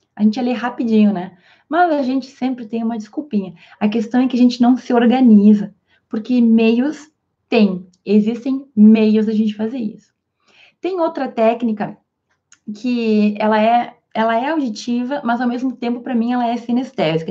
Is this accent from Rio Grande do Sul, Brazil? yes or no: yes; interior of Rio Grande do Sul, Brazil; also born or lived in Spain; eu sou aqui do interior do Rio Grande do Sul